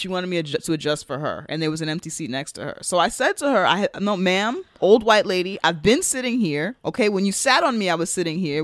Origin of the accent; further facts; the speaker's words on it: United States; as an American outsider